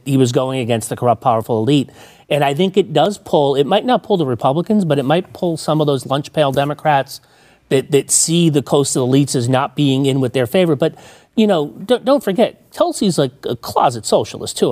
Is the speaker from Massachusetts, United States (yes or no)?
yes; Massachusetts, United States; I grew up in Massachusetts